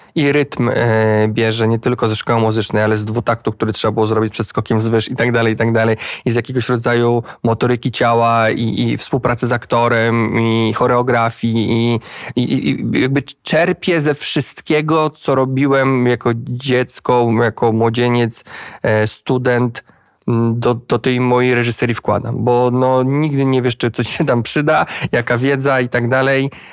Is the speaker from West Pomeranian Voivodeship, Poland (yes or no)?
no; Płock, Masovian Voivodeship, Poland; Ja jestem z Płocka, ja znam to miasto bardzo dobrze